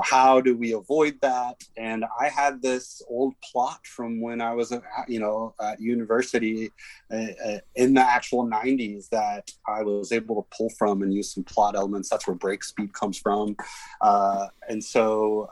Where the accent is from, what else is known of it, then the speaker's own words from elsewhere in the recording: Dallas, Texas, United States; I grew up in in Dallas, Texas